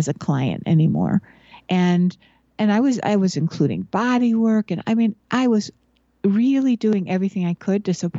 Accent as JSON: {"language": "English", "town": "Buffalo", "region": "New York", "country": "United States", "tie": "born or raised there", "said": "I grew up in Buffalo, New York, where there's a lot of snow"}